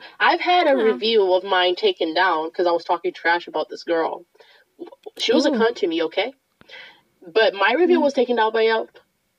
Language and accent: English; Boston, Massachusetts, United States; Also, today's Super Bowl Sunday, and I'm from Boston, so yes.